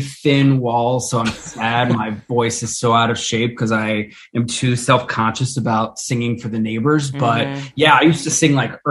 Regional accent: Maryland, United States; moved away; also born or lived in Atlanta; I'm from Maryland originally.

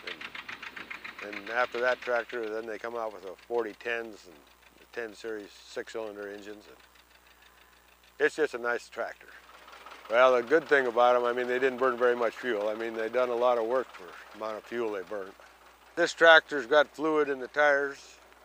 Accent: northwest Washington, United States; now in Anchorage, United States; I was raised on a little dairy farm in northwest Washington.

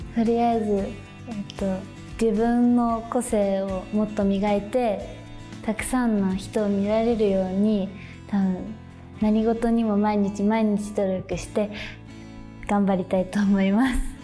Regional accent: Fukuoka, Japan; also born or lived in Osaka; 出身は大阪で生まれて、はい、3歳の時に福岡に来て、うん、来ました

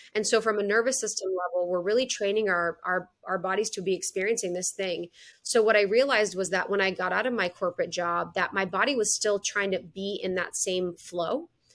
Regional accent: Midwest, United States; moved away; also born or lived in Chicago; I'm from the Midwest

